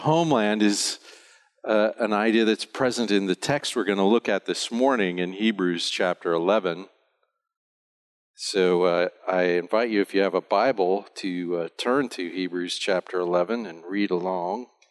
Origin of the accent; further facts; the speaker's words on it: United States; now in Bonaire; I'm an American